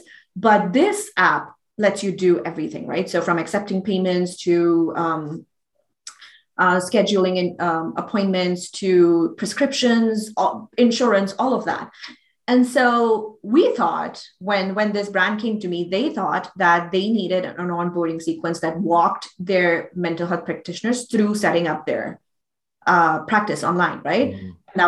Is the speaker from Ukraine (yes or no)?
no; Pakistan; moved away; I grew up in Pakistan.